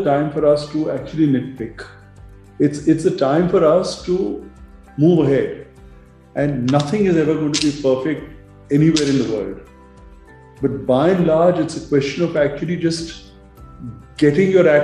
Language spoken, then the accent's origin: English; India; I am treated as an Indian